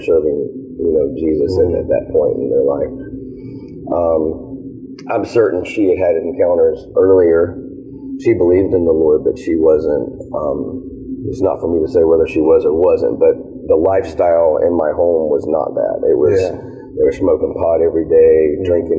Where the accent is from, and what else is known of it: Savannah, Georgia, United States